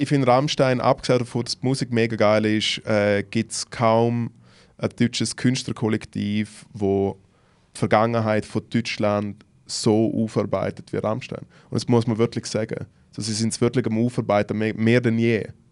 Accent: Switzerland; ich komm aus der Schweiz

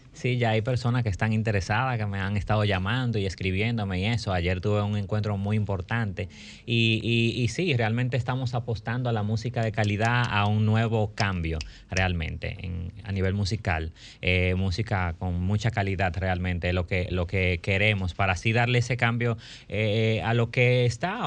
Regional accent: Dominican Republic; como artista dominicano

